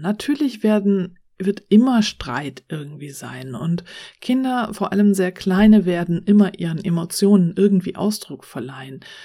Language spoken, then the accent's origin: German; Germany; hier bei uns in Deutschland